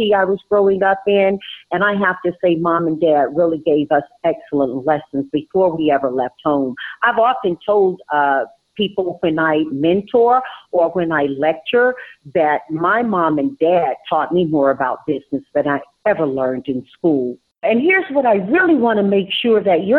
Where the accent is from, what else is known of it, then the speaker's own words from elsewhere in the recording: Tarboro, North Carolina, United States; moved away; I was raised in Tarboro, North Carolina, which is a very deep South community